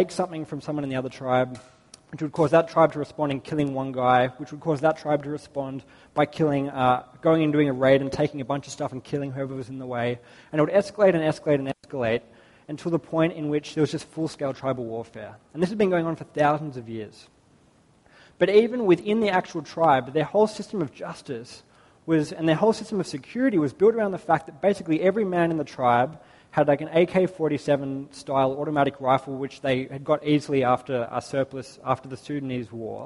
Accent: Australia; growing up in Australia

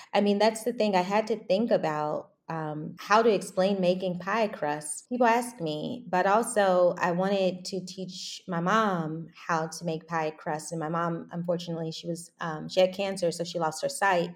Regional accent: Louisville, Kentucky, United States; moved away as an adult; also born or lived in New York / Brooklyn; I'm from Kentucky, um, Louisville originally

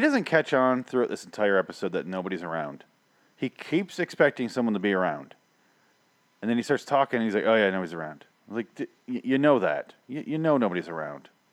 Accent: Midwest, United States; I grew up in the Midwest

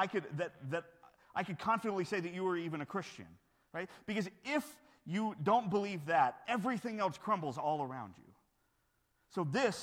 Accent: United States; growing up in America

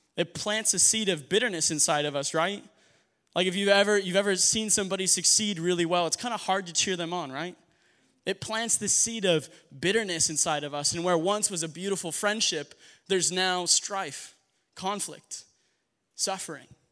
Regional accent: New Mexico, United States; I'm from New Mexico

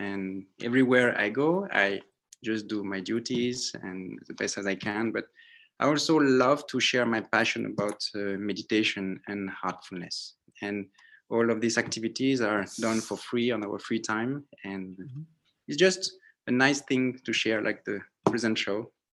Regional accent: French Polynesia; born there; Yeah, so I was born in Tahiti from a French father, Cambodian mother, Vietnamese grandmother, and Chinese great-grandfather.

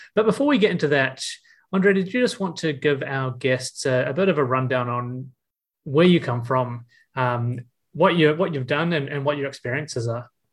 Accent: Auckland, New Zealand; how many of us in this space are from out west

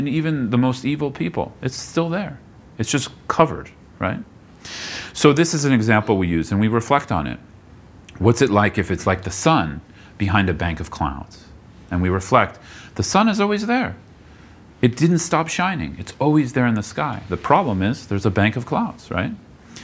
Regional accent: Bay Area, California, United States; moved away; I grew up in the Bay Area

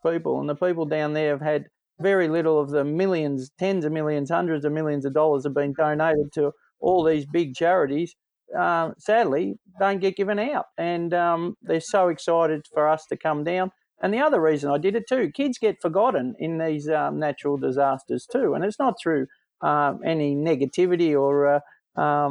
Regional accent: Sunbury, Victoria, Australia; I grew up in Sunbury, and we were the last house on the edge.

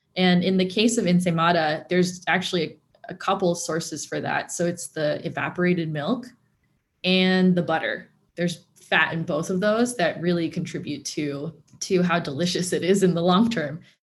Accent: Torrance or Carson, California, United States; I grew up in Torrance or Carson

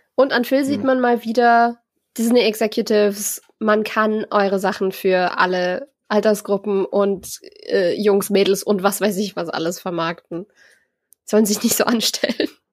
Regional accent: near Augsburg, Bavaria, Germany; ich bin ja aus der Gegend in der Nähe von Augsburg

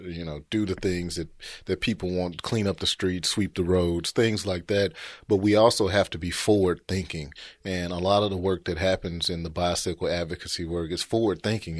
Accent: Memphis, Tennessee, United States; also born or lived in New York; born and raised in Memphis, grew up over in, uh, Oak Haven area, graduated from East High School

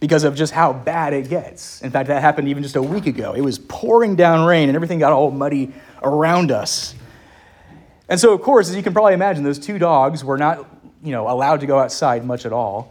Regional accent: Lynchburg, Virginia, United States; up in Lynchburg, my hometown

